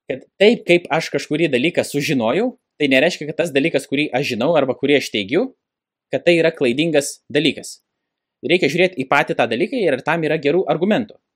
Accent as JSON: {"language": "Lithuanian", "country": "Lithuania", "tie": "born or raised there", "said": "nors aš ir gimiau Lietuvoje, dabar žiūrint grinai sociologiškai, Lietuva, nu, nėra tokia jau krikščioniška valstybė, kaip kad bandoma yra pasakyti aš neužaugau tikinčioje šeimoje. Ir aš atsiverčiau būdamas 26 metų"}